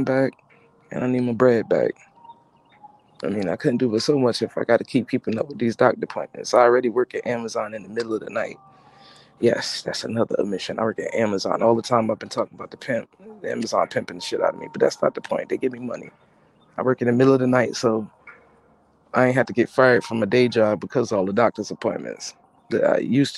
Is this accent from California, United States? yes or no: no; New Jersey, United States; also born or lived in Brooklyn, New York; I am from New York. I'm from New Jersey. I always call Jersey first because that's my home. I was born in Brooklyn.